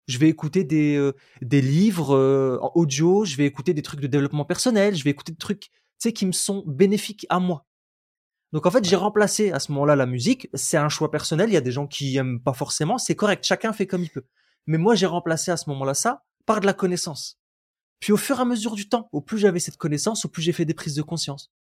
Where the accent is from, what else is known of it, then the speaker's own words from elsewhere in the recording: Roubaix, Hauts-de-France, France; J'ai grandi à Roubaix, beaucoup de pauvreté